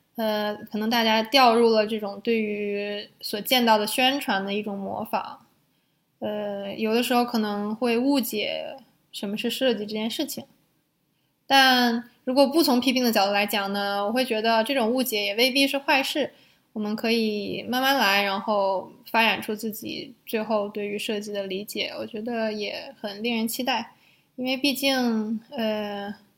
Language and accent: Chinese; China; now in Netherlands; 我们中国人